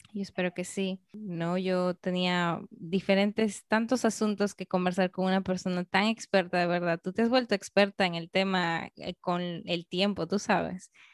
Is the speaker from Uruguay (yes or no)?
no; Peru; also born or lived in Canada